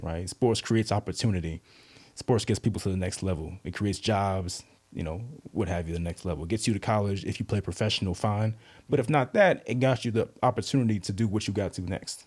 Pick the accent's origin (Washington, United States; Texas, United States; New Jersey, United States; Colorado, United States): Texas, United States; Southlake; moved away as an adult; also born or lived in Charlotte, North Carolina / Durham, North Carolina / New York; now in Virginia, United States; I grew up mostly in South Lake, Texas, near Dallas.